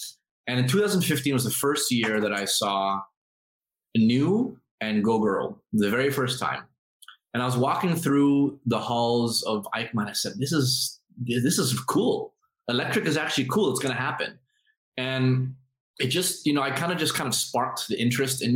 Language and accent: English; Philippines; now in Singapore; I'm Filipino